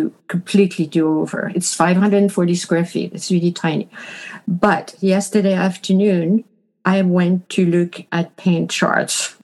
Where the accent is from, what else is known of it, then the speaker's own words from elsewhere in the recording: Paris, Île-de-France, France; moved away as an adult; also born or lived in Montreal, Canada / Quebec, Canada / Manitoba, Canada; now in Canada; I was born and raised in Paris